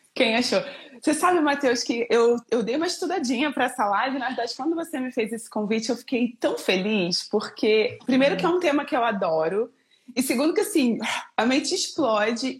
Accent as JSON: {"language": "Portuguese", "region": "Rio de Janeiro", "country": "Brazil", "accent": "carioca", "moved": "as an adult", "lives_now": "Campinas, Brazil", "said": "sou carioca, moro em Campinas, então o sotaque não nega"}